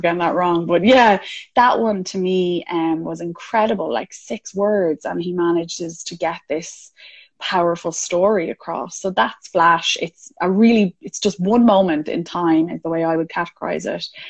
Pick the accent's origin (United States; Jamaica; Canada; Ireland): Ireland; I'm Irish